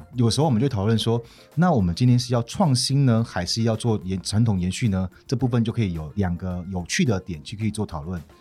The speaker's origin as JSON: {"language": "Chinese", "country": "Taiwan", "tie": "born or raised there", "also_born_or_lived": "Lilai tribe, Pingtung County", "accent": "urban, no tribal accent", "moved": "as an adult", "lives_now": "Pingtung County, Taiwan", "said": "我在都市里面长大"}